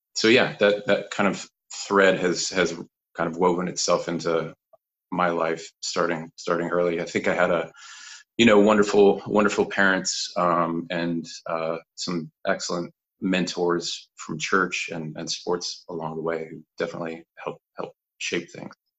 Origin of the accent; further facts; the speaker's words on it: Kansas, United States; moved away; also born or lived in Fort Worth, Texas / Colorado; born and raised in Kansas, pretty much. Actually, born in, in Fort Worth, Texas